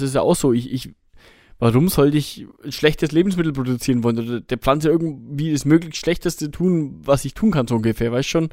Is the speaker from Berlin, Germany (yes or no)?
no; Bavaria, Germany; bei uns in Bayern